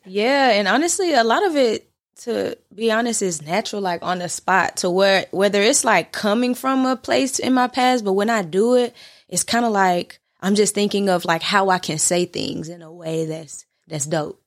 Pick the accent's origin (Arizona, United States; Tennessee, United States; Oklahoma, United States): Tennessee, United States; Nashville; I'm from North Nashville